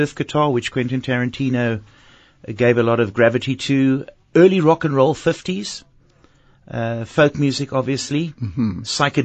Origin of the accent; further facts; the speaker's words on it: Cape Town, Western Cape, South Africa; my matric year, because I was at a high school here in Cape Town